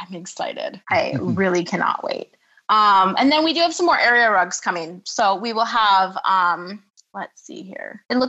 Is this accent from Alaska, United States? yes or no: no; Michigan, United States; now in Hawaii, United States; not as much now that I live in Hawaii, mm-hmm. but I'm from Michigan originally, so I know what cold is.